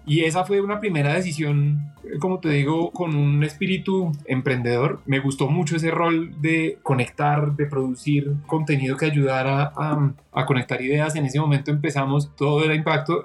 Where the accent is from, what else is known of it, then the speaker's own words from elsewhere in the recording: Colombia; moved away as an adult; also born or lived in United States; regresé a Colombia